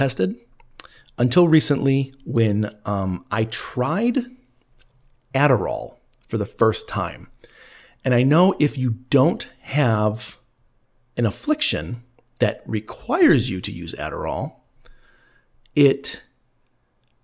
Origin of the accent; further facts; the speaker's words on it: Elgin, Illinois, United States; my hometown of Elgin, Illinois.